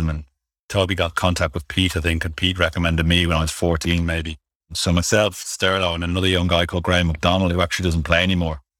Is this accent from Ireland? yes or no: yes; Ireland; I'm an Irish cricketer and have been for the last 10 years, I'd say.